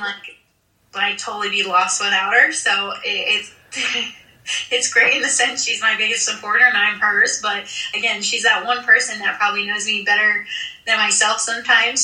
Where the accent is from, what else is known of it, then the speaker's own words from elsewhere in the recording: 45 minutes from Williamsport, Pennsylvania, United States; my hometown is 45 minutes from the stadium because I used to commute in, and I we used to go to cross games all the time when I was little